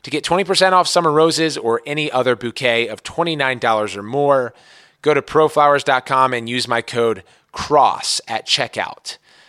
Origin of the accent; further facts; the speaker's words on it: Maryland, United States; now in San Francisco, United States; So born and raised in Montgomery County, Maryland. Now we're on the left coast in San Francisco at the St. Regis Hotel.